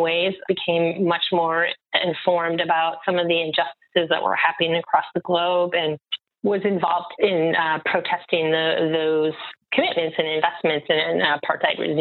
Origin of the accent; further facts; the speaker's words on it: outside of Chicago, Illinois, United States; moved away; I grew up outside of Chicago in a suburb in a pretty homogenous community